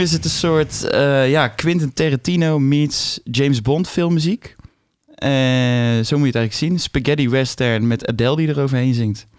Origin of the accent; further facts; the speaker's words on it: Bergen op Zoom, North Brabant, Netherlands; ik ben muzikant, geboren en getogen in Berg op Zoom